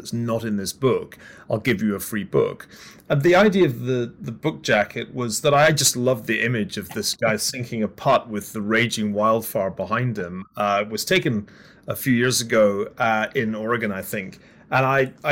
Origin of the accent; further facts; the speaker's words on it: Glasgow, Scotland, United Kingdom; I'm from Glasgow, the west of Scotland